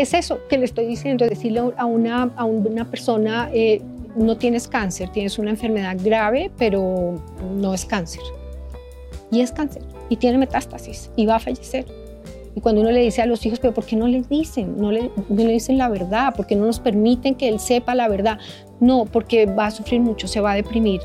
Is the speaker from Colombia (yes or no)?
yes; Colombia; nosotros como seres colombianos, como ciudadanos colombianos